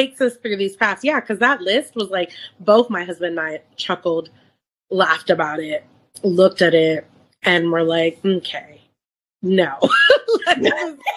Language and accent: English; San Francisco, California, United States; I'm born and raised in San Francisco